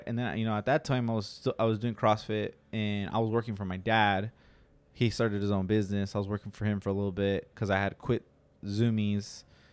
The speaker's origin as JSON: {"language": "English", "town": "Santa Maria", "region": "California", "country": "United States", "tie": "born or raised there", "also_born_or_lived": "Salinas / Yuma", "said": "I was born in Salinas, and I was raised in Santa Maria. And in Yuma."}